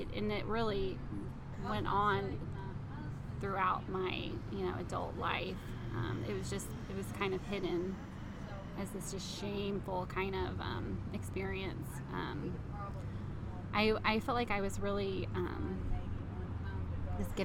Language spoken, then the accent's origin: English; New Albany, Indiana, United States; I grew up here in Indiana, small little town, New Albany